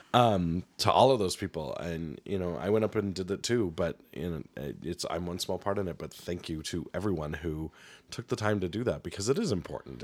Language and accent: English; Helena, Montana, United States; moved away; growing up in Helena, you're always around the political machines that are in the state